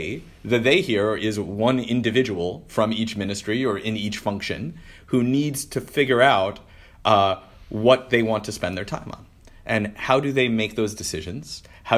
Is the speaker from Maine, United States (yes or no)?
no; Detroit, Michigan, United States; moved away; my hometown of Detroit